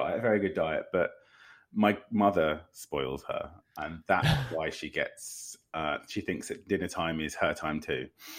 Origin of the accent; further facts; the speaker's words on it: Windsor, South East England, United Kingdom; now in London, United Kingdom; No, I'm originally from Windsor.